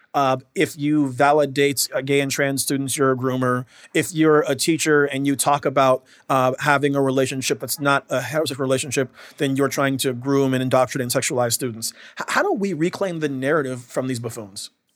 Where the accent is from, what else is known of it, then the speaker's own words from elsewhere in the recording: Washington, United States; I'm from Washington State.